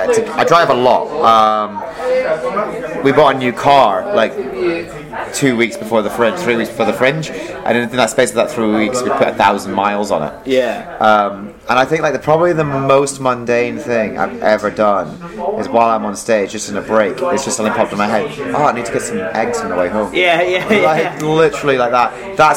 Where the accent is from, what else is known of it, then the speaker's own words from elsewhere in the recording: Philippines; Let's face it, I'm the Filipino, I'm going to be the maid.